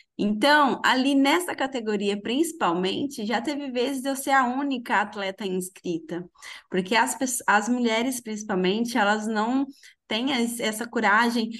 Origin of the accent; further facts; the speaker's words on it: Minas Gerais, Brazil; Eu sou de Minas, de uma cidade bem pequenininha